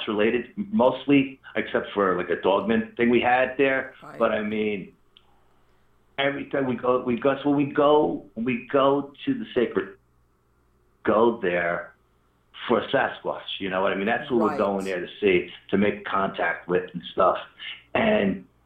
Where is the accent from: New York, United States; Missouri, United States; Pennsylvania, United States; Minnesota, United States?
New York, United States; we're from New York